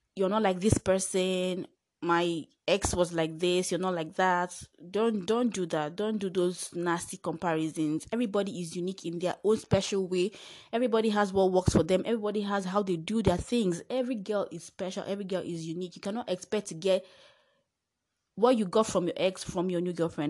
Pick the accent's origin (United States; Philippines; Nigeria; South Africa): Nigeria; I am Nigerian